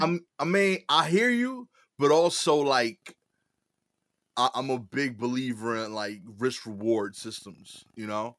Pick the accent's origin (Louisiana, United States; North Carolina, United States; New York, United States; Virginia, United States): New York, United States; New York City; I'm from East New York